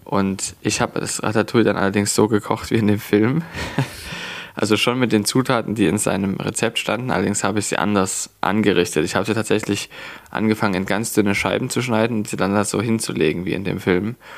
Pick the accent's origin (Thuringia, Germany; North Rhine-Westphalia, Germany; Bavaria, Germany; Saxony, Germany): Saxony, Germany; Leipzig; Ich bin in Leipzig geboren und aufgewachsen. Ich habe nie woanders wirklich großartig gewohnt